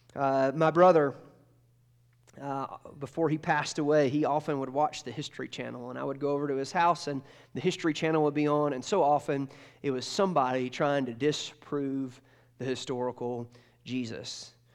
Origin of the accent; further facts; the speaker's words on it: Georgia, United States; moved away; I grew up in Georgia